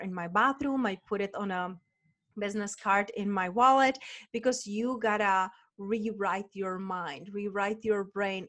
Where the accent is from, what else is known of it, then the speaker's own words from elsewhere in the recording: Moravia, Czechia; moved away; I'm from Moravia, from Czech Republic, and their wineries everywhere